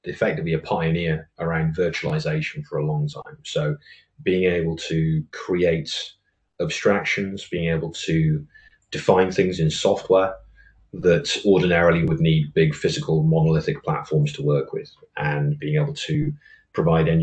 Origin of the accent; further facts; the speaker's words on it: Oswestry, West Midlands, United Kingdom; I am originally from a border market town on the border between England and Wales, a place called Oswestry. And I was born and bred in a small village called Mordor